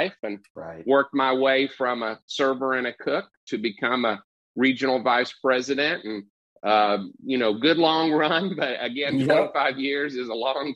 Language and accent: English; Wichita, Kansas, United States; moved away as an adult; now in Dallas, United States; Started as a busser at Chili's in Wichita, Kansas, which is my hometown.